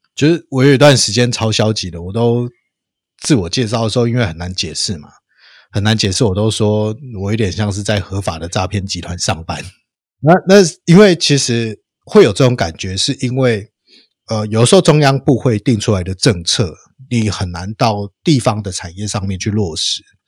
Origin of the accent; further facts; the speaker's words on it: Taiwan; 我们的童年是在台湾最好的那个时候